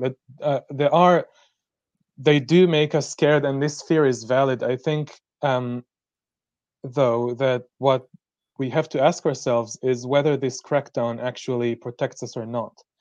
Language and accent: English; Israel; now in Germany; I am from from Israel Palestine